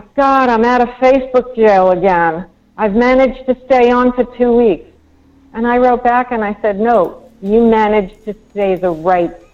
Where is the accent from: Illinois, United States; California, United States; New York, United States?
New York, United States; I was brought up in New York